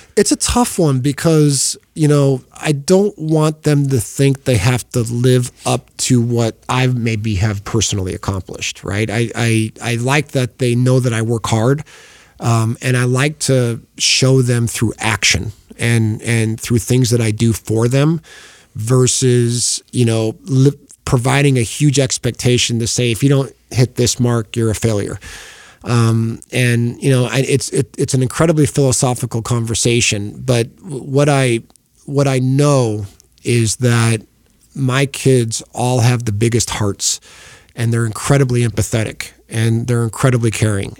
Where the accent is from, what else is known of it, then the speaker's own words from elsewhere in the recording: Oregon, United States; I grew up in Oregon